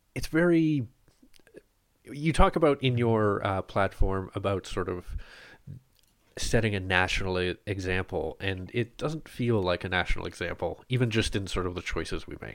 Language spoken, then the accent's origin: English; Ottawa, Ontario, Canada; I grew up in Bar Haven